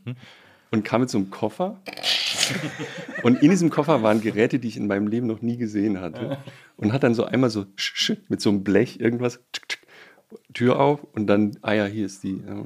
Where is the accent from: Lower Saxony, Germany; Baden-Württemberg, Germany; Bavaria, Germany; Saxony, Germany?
Baden-Württemberg, Germany; moved away; also born or lived in Bonn / Munich; als Badener